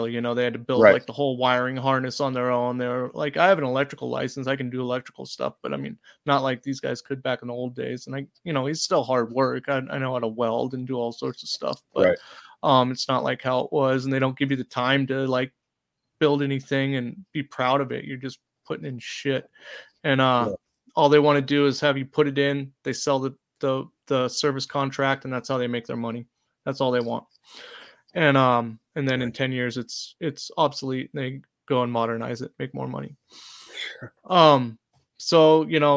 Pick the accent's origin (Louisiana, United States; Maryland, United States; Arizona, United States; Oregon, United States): Oregon, United States; I grew up in Oregon